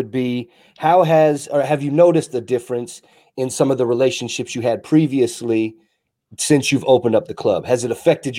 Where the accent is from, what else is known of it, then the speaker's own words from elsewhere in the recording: Kansas, United States; I'm originally from Kansas. Nowhere. I'm white trash to my bones.